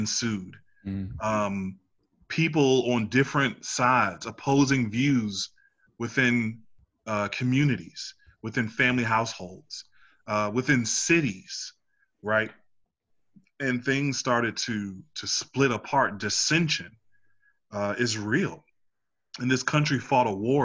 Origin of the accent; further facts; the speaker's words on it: Washington, District of Columbia, United States; now in Richmond, United States; I'm a 31-year-old black man from Northwest D.C.